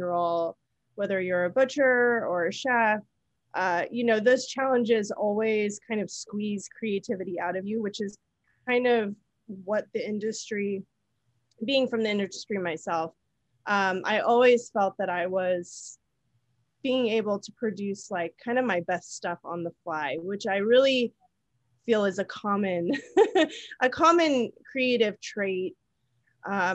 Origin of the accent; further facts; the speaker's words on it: California, United States; I'm from California. My restaurant was in the Bay Area